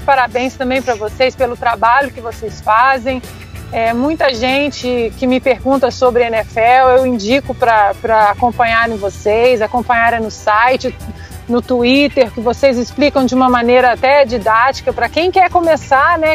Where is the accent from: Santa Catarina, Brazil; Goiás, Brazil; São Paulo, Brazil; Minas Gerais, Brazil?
Minas Gerais, Brazil; Eu, como, como uma boa mineira